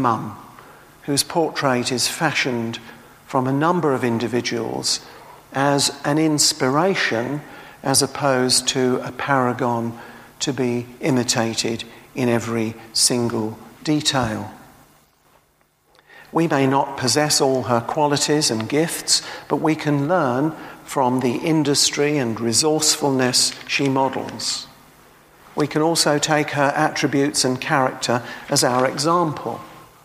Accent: Tilbury, East of England, United Kingdom; moved away; I come from Tilbury

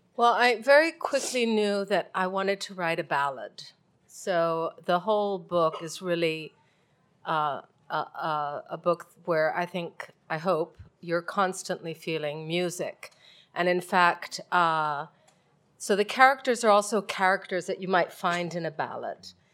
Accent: Mexico; I'm from Mexico and that's where I live

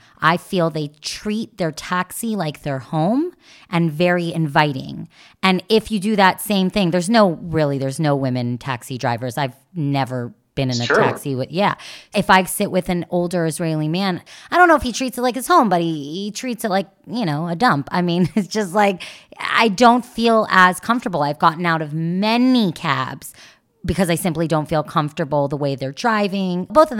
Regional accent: Canada; Not me. I'm a Canadian. I am a short Canadian.

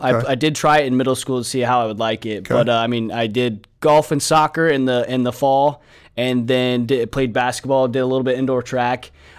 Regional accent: Heath, Ohio, United States; moved away; I'm originally from Heath, Ohio, just outside of Columbus.

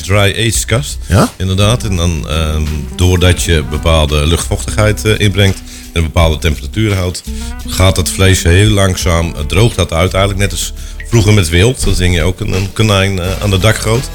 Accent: Schalkwijk, Utrecht, Netherlands; ik kom inderdaad uit Schalkwijk. ik heb een, mijn vader was de dorpslager in het dorp.

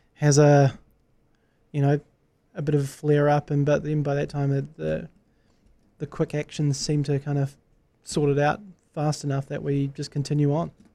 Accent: New Zealand; as a New Zealander

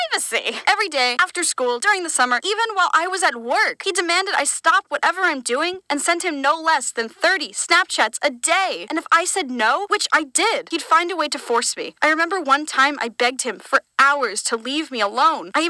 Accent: North Carolina, United States; moved away as an adult; Most of you know I grew up in North Carolina and moved to California for college.

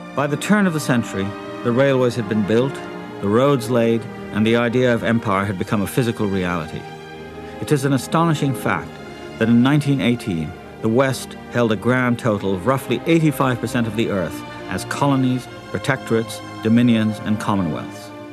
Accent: Manila, Metro Manila, Philippines; I was born and raised in Manila, in the Philippines, where America looms large.

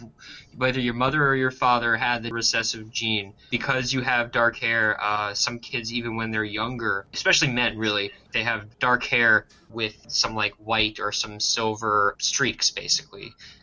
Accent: Bronx, New York, United States; I'm from the Bronx. You don't fuck with me because I'm from the Bronx.

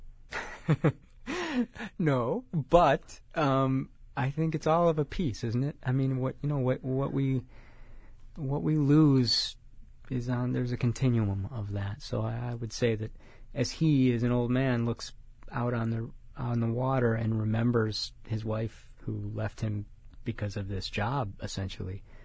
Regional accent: Chicago, Illinois, United States; now in California, United States; I'm from Chicago

